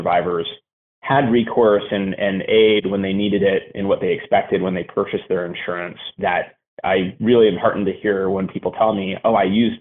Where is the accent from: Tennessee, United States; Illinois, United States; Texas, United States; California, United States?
California, United States; Los Angeles; now in Marin County, United States; I was born in Los Angeles